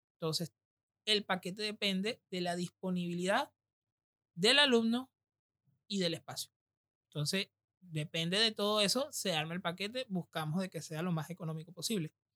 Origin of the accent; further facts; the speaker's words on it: Venezuela; now in Argentina; nosotros que venimos del Caribe, de Venezuela